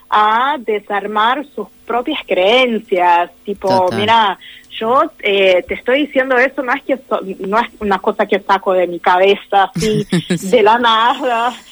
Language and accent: Spanish; Brazil; yo soy de Brasil